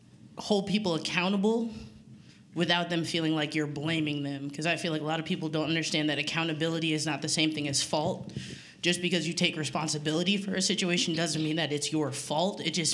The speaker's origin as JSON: {"language": "English", "region": "Pennsylvania", "country": "United States", "said": "I'm from outside Philly. I'm not really from Philly."}